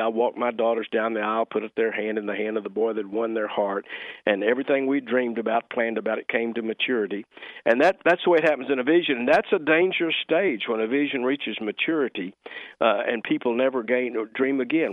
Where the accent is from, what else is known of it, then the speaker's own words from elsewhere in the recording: Fort Worth, Texas, United States; moved away; growing up in East Fort Worth